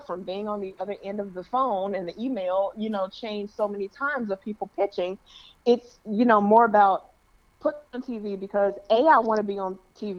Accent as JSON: {"language": "English", "town": "Chicago", "region": "Illinois", "country": "United States", "tie": "born or raised there", "also_born_or_lived": "Toledo / Detroit", "moved": "as an adult", "lives_now": "Los Angeles, United States", "said": "having been born and raised in Chicago"}